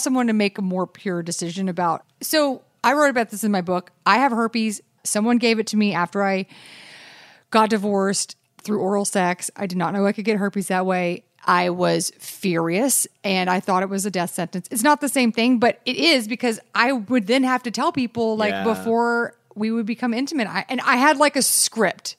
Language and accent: English; Texas, United States; I'm from Texas